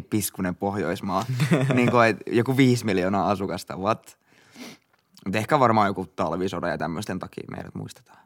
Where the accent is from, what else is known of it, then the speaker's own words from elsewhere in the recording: Finland; me ollaan Suomesta